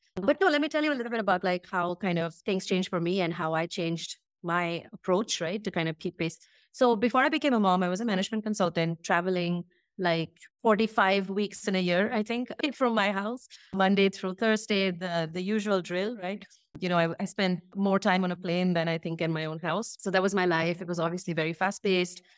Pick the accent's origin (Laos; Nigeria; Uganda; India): India; moved away as an adult; also born or lived in Brazil / United States / Indonesia; we made the move back to India, and this is where I live now in Bangalore